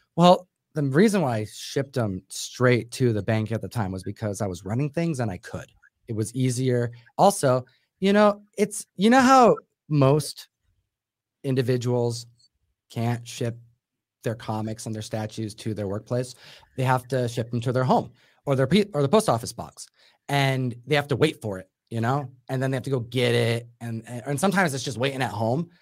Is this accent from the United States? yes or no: yes; Buffalo, New York, United States; moved away; also born or lived in Seattle; Which is where I'm from as well.